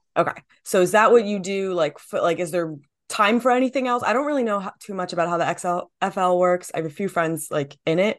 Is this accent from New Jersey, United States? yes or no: yes; New Jersey, United States; I'm from New Jersey